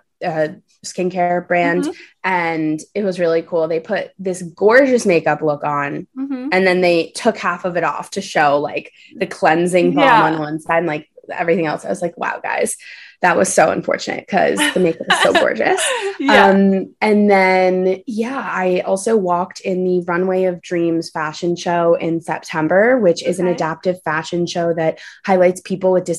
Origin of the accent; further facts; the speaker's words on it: New York City, New York, United States; also born or lived in Los Angeles; I'm born and raised in New York City